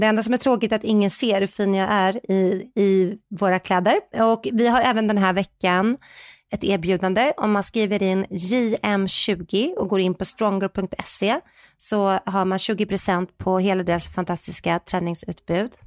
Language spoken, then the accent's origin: Swedish; Sweden; vi är ju svenskar